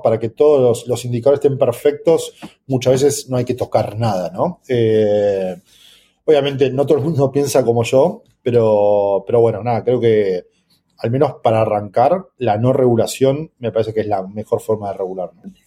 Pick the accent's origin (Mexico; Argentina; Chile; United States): Argentina; para un país como, Argentina u otros países donde sufrimos de la alta inflación